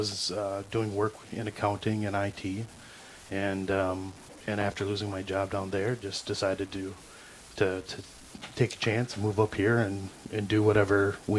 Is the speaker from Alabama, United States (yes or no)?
no; Minneapolis, Minnesota, United States; moved away as an adult; now in Ely, United States; I live in Ely right now, originally from the Twin Cities, but my family moved up here about a year ago or so.